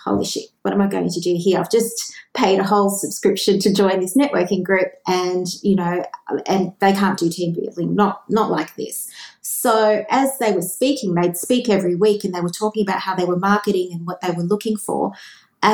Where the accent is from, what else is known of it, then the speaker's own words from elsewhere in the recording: Australia; I grew up with jingles in Australia